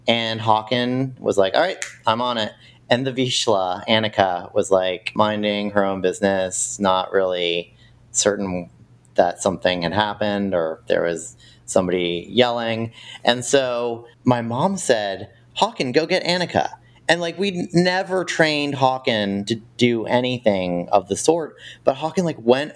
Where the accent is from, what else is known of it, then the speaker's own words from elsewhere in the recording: Austin, Texas, United States; also born or lived in Connecticut; now in Washington, D.C., United States; I was born in Connecticut, so I'm sort of a Yankee, but actually I mostly grew up in Austin, Texas